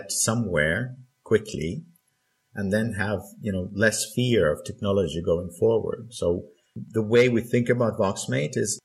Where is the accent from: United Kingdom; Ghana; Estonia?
Estonia; I'm from Estonia